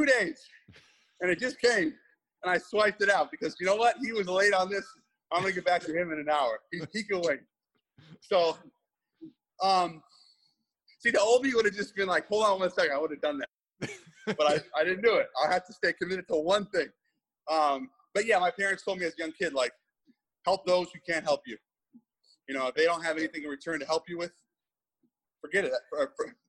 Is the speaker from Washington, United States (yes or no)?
yes; Seattle, Washington, United States; Well, I'm from Seattle.